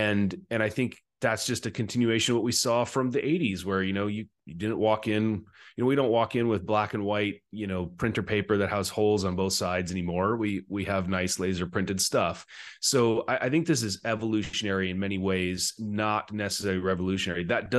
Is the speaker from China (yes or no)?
yes; China; accent: American; now in Scotland, United Kingdom; I grew up, I've got an American accent, an American passport, and I now live in Scotland, but I grew up in Asia, in China. And so I lived most of my life there before I went to college.